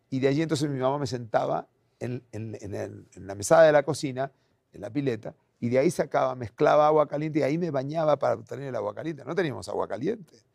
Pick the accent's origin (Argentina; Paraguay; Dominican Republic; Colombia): Argentina; Buenos Aires; moved away; Nací en Buenos Aires, Argentina.